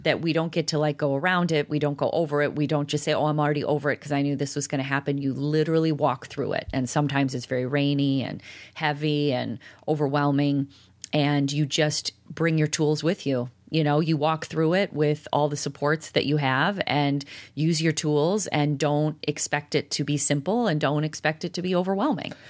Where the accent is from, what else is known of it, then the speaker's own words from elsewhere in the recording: DeKalb, Illinois, United States; I grew up in DeKalb